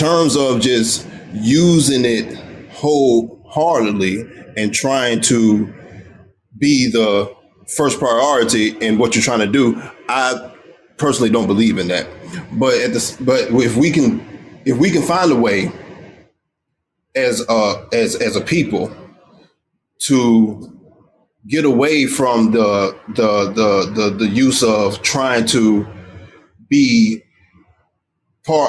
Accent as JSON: {"language": "English", "country": "United States", "said": "me being African American"}